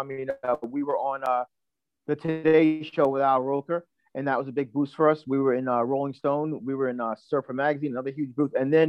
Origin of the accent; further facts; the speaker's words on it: Long Island, New York, United States; also born or lived in Manhattan, New York; now in Rockaway Beach, Queens, United States; I grew up in Long Island, you know, my parents spoiled the crap out of us. So we were swimming in 1977, I was 5 years old.